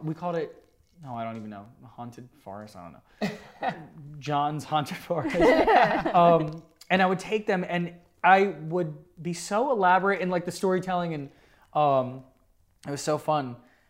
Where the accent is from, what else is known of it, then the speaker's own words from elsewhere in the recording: New Jersey, United States; New Jersey.